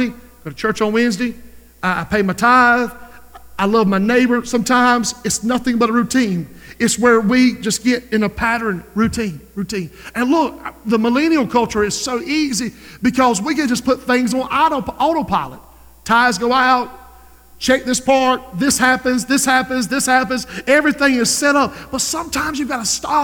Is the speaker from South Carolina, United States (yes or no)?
yes; Society Hill, South Carolina, United States; I'm from Society Hill